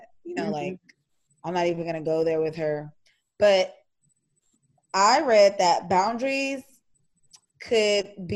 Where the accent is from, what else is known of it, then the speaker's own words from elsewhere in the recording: Houston, Texas, United States; accent: country; I know we sound country. Because when I go like visit places on the East Coast, like, ooh, where are you from? I'm like, Texas? Houston, Texas?